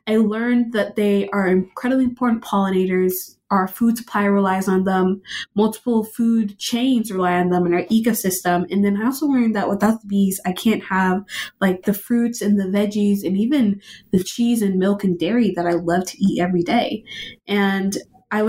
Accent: Austin, Texas, United States; I am born and raised in Austin, Texas

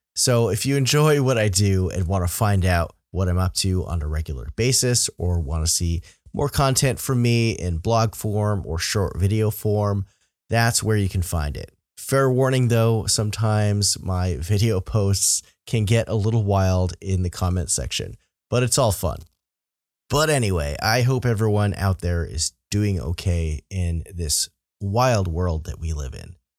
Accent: Vermont, United States; I'm a Vermonter.

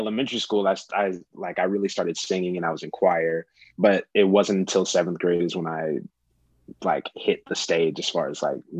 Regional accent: Kansas City, Missouri, United States; So I'm originally from Kansas City, Missouri, born and raised, grew up around the Paseo area. For those of you who know, the KC area. I lived there till I was about eight.

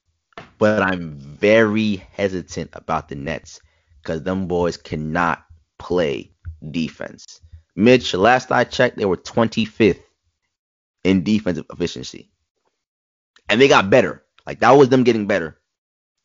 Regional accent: Florida, United States; I'm from Florida

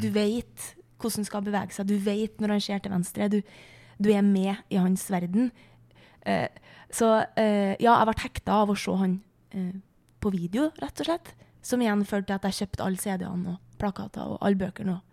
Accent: Flatanger, Trøndelag, Norway; hjemme i Flatanger

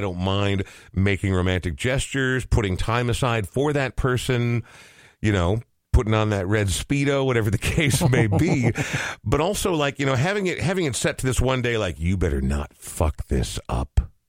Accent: Coon Rapids, Minnesota, United States; I grew up in Coon Rapids, and the school colors were red and white.

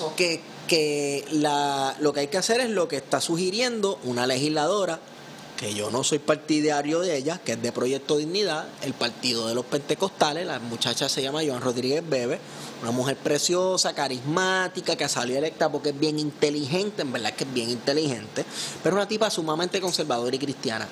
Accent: Puerto Rico; nosotros los puertorriqueños

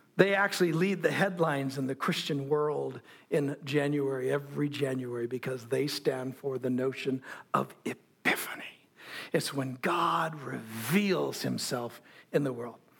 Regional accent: United States; I'm an American

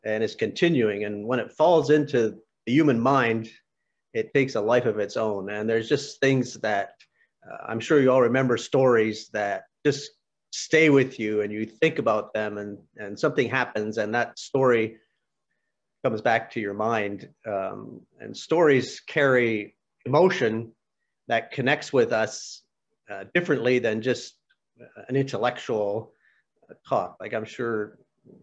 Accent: Pennsylvania, United States; moved away; When I was a little boy, I was born in Pennsylvania, and we lived on a small farm

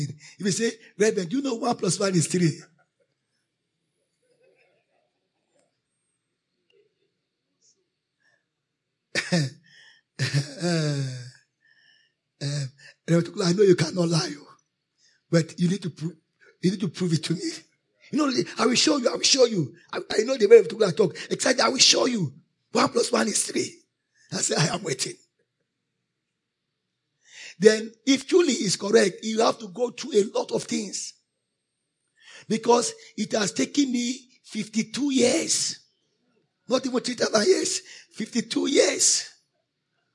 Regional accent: Nigeria; I am a Christian. Righteous before I'm a Nigerian

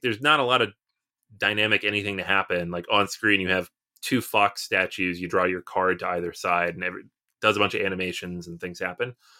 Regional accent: United States; we're American

